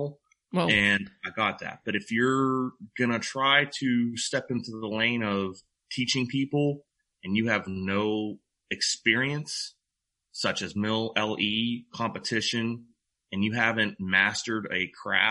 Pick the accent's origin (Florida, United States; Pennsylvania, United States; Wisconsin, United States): Pennsylvania, United States; Pittsburgh; now in Texas, United States; I was born and raised in Pittsburgh